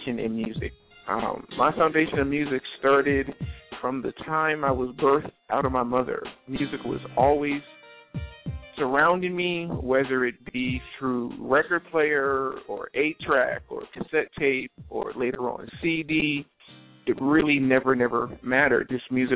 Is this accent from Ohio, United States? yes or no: no; New Jersey, United States; The church that I grew up at in South Jersey